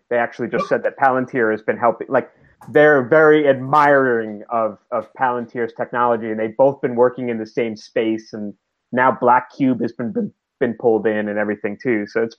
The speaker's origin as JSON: {"language": "English", "region": "New York", "country": "United States", "said": "As a New Yorker, I'm done with that."}